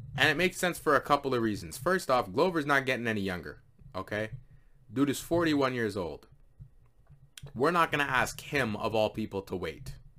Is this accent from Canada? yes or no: yes; Canada; I am a Canadian